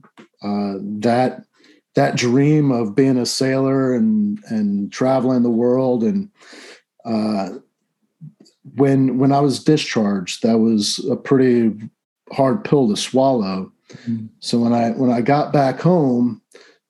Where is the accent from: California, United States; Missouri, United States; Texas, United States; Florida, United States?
Florida, United States; Orlando; I was born in the Navy hospital at Orlando Naval Training Center.